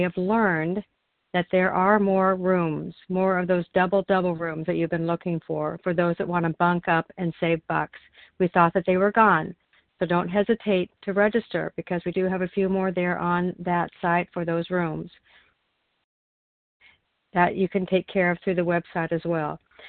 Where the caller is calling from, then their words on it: Oregon, United States; I'm calling in from Oregon.